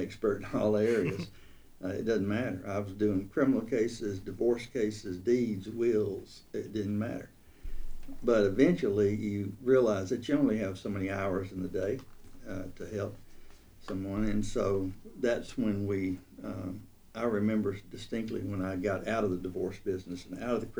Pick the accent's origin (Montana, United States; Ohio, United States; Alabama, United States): Alabama, United States; Russellville; also born or lived in Colbert County, Alabama / Fort Lauderdale, Florida; now in Tuscaloosa, United States; I grew up in Russellville, Alabama